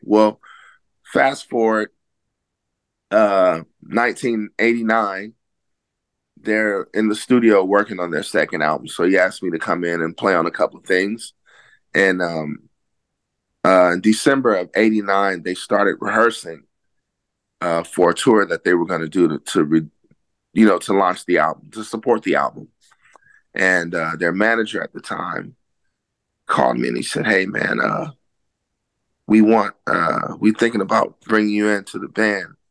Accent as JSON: {"language": "English", "town": "Oakland", "region": "California", "country": "United States", "tie": "born or raised there", "said": "I grew up in Oakland, California"}